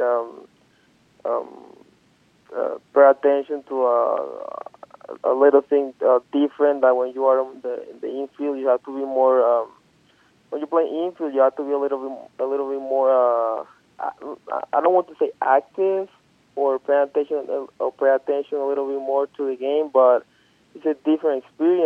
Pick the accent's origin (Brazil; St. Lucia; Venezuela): Venezuela; Margarita, Nueva Esparta; moved away as an adult; my hometown, where I know a lot of people have been seeing me growing up